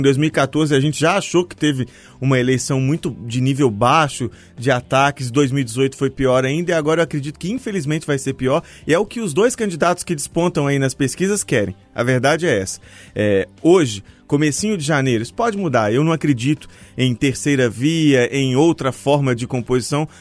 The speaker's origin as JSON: {"language": "Portuguese", "town": "Mariana", "region": "Minas Gerais", "country": "Brazil", "moved": "yes", "lives_now": "Belo Horizonte, Brazil", "said": "eu sou de Mariana"}